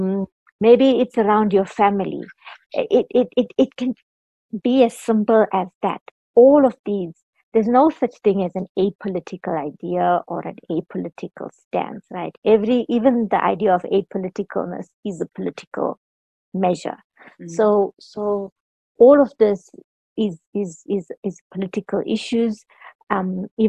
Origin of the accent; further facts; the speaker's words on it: South Africa; I'm South African.